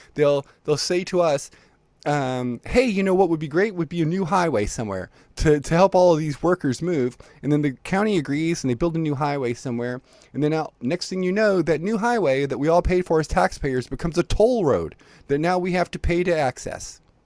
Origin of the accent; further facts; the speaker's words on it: Libya; now in United States; I was born in Libya and, and spent a bunch of time living there before I moved to the United States